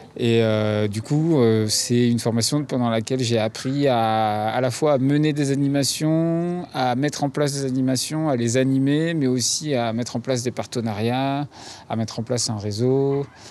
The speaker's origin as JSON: {"language": "French", "town": "Paris", "region": "Île-de-France", "country": "France", "tie": "born or raised there", "moved": "as an adult", "said": "Je, je suis né à Paris, j'ai grandi à Paris"}